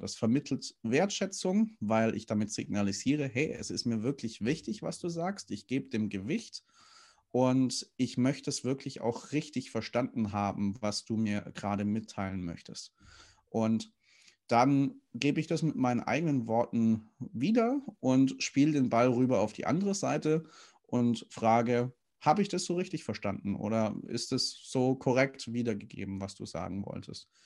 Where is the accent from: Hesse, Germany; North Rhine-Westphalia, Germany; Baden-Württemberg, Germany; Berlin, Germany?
Baden-Württemberg, Germany; Stuttgart; moved away; ich komme ja gebürtig aus dem Schwabenland, bin in Stuttgart geboren